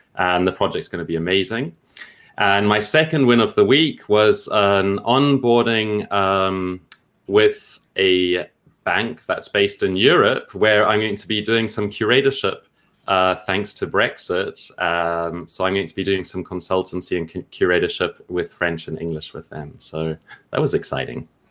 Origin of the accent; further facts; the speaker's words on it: Zimbabwe; moved away; also born or lived in China / Thailand / Peru; I come from Zimbabwe and I used to teach music in international schools.